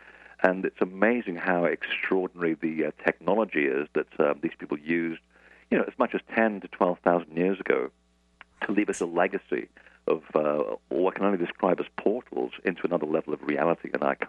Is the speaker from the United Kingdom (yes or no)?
yes; London, United Kingdom; accent: transatlantic; also born or lived in Portugal / United States; I was actually born in Portugal, and I moved to London when I was 8, and then I lived half of my life in America. So this is why I have this ridiculous accent, which is sort of transatlantic.